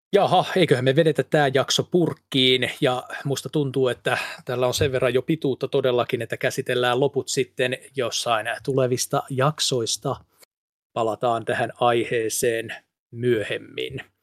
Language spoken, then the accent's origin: Finnish; Pori, Satakunta, Finland; accent: Pori dialect; Anteeksi porin murteeni